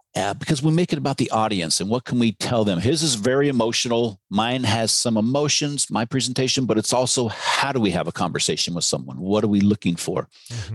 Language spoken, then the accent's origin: English; Novato, California, United States; my hometown of uh, Novato, California